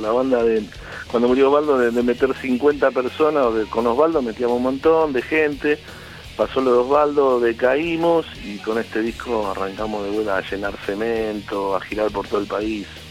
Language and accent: Spanish; San Justo, Buenos Aires Province, Argentina; yo soy de La Matanza, de San Justo